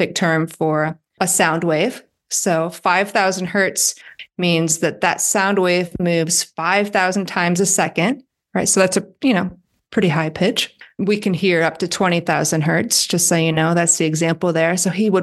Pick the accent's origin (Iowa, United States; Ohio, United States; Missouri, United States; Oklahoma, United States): Iowa, United States; I'm from Iowa